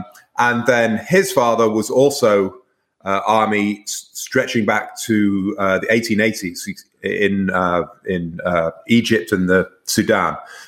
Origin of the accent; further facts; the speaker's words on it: Manchester, North West England, United Kingdom; And I grew up mostly in Manchester, the northwest of England, kind of a grim industrial city far away from the sea.